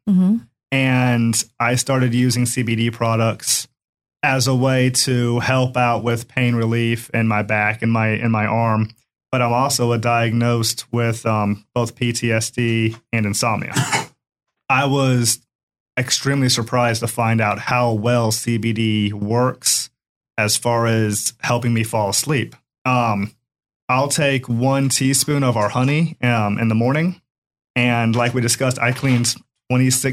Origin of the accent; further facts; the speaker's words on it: Tampa, Florida, United States; I grew up here in Tampa. I went to Ballast Point Elementary, Madison Middle School, and Robinson High School.